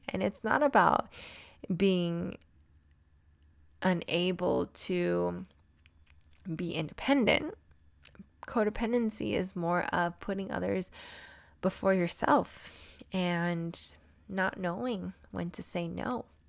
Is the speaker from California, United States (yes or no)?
yes; San Diego, California, United States; also born or lived in Albuquerque, New Mexico; now in Denver, United States; I grew up in San Diego, California